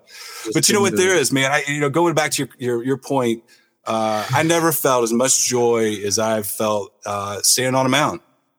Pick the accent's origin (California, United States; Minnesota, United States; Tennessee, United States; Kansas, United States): Tennessee, United States; It took place in my backyard. I grew up in Tennessee. This takes place in East Tennessee.